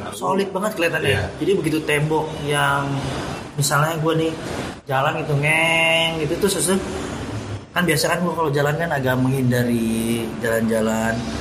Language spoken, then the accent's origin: Indonesian; Depok, West Java, Indonesia; gue sebagai warga Depok